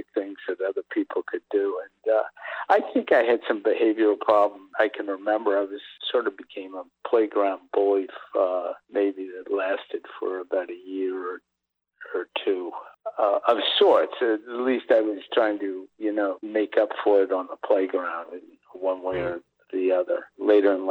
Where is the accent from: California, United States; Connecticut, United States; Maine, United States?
Connecticut, United States; New Haven; I grew up in New Haven, Connecticut, and my father was teaching at Yale